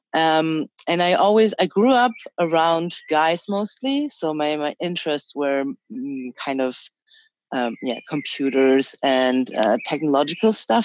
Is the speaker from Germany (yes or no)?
yes; Germany; also born or lived in China; I was born in China. I moved to Germany when I was three and a half.